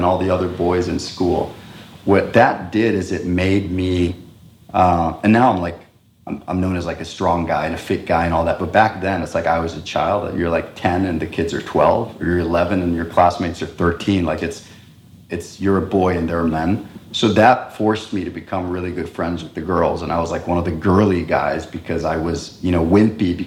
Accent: Costa Rica; first language Spanish; English is a second language; since 1980, that's where our base was. And so I grew up speaking Spanish as my mother tongue

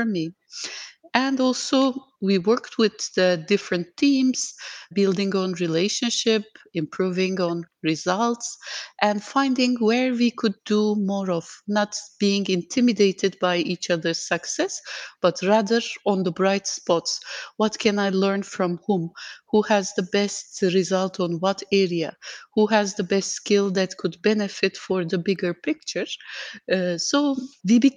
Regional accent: Turkey; moved away as an adult; now in Dubai, United Arab Emirates

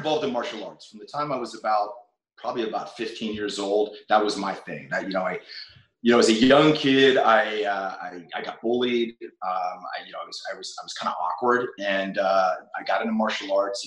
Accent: New Castle, Pennsylvania, United States; moved away as an adult; also born or lived in Cleveland, Ohio / Boston / Los Angeles; I left when I was five, moved to Newcastle, Pennsylvania, about 40 miles west of Pittsburgh

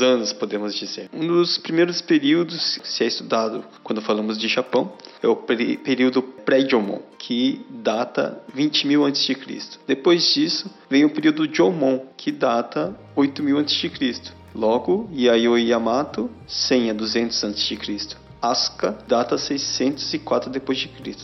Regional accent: Brazil; nós brasileiros

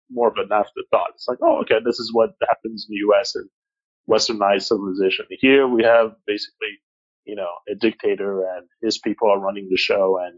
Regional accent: Kinshasa, DR Congo; English is a second language; the American school in Kinshasa was not too far from home. Um, we never really went there because we didn't speak English

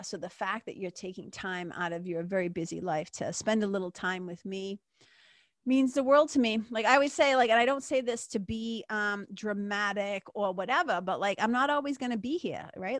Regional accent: Lawrence, Massachusetts, United States; When I grew up in Lawrence, again, story for another day, but growing up in Lawrence in nineteen eighty-four

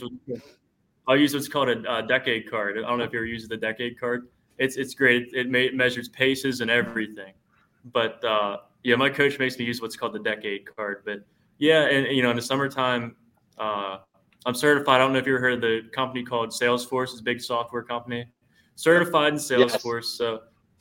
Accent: Kernersville, Pennsylvania, United States; I'm from Kernersville, Pennsylvania.

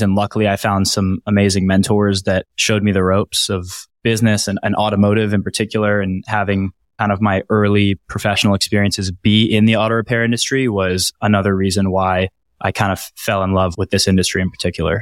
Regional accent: Washington, District of Columbia, United States; my hometown in the Washington, D C area

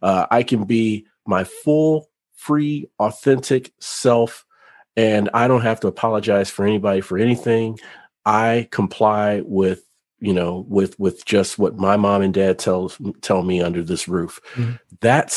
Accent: Cincinnati, Ohio, United States; also born or lived in other places; But for a long time, I struggled with having a true sense of home, even as a child, growing up in Cincinnati and other places. You see, both my parents were in the military, so I was a military brat. We moved around a lot.

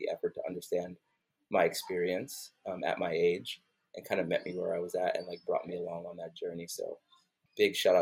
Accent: New York City, New York, United States; now in Atlanta, United States; growing up in Brooklyn, New York

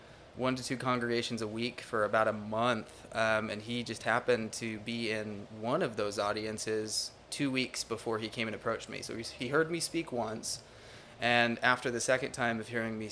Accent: Utah, United States; moved away as an adult; now in Orlando, United States; Utah, yep, born and raised in Utah

